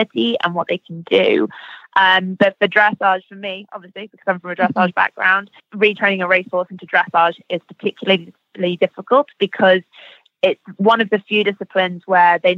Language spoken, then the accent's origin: English; United Kingdom; we're British